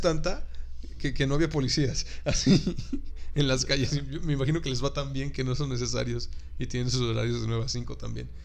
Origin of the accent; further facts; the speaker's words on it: Mexico; uno como mexicano que me tocó ir para el otro lado